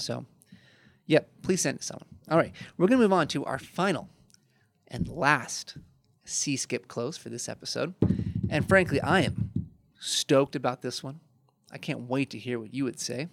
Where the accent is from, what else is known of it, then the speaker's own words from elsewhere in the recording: Chicago, Illinois, United States; I'm from Chicago